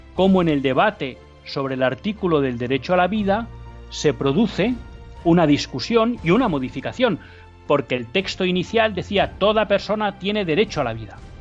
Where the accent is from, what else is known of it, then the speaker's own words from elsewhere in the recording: Biscay, Basque Country, Spain; de Vizcaya, de mi tierra